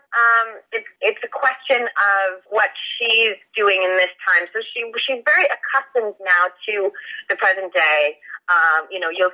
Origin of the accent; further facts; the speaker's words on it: Maine, United States; also born or lived in Los Angeles, United States; now in Vancouver, Canada; I'm originally from Maine